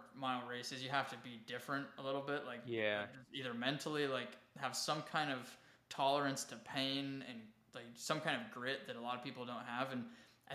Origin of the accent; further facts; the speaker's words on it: Wyoming, United States; also born or lived in South Carolina; now in Austin, United States; my hometown up in Wyoming